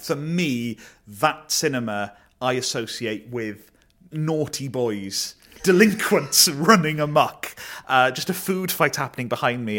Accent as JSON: {"language": "English", "town": "Neath", "region": "Wales", "country": "United Kingdom", "tie": "born or raised there", "said": "I grew up in Neath."}